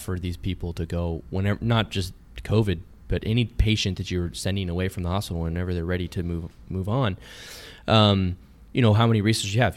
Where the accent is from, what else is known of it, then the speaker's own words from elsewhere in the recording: California, United States; I was from California